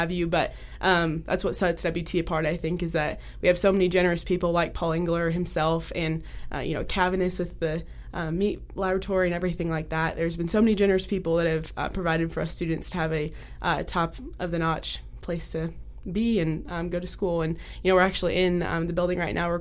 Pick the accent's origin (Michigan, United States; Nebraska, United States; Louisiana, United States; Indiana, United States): Nebraska, United States; now in West Texas, United States; growing up in Nebraska down here to West Texas